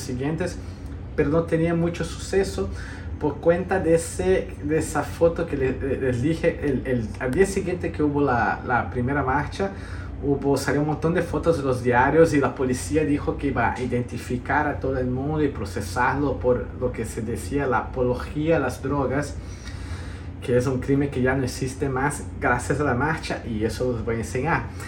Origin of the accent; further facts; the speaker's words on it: Brazil; mi padre es de Corrientes, Argentina, mi madre de Montevideo, Uruguay, yo nací en Brasil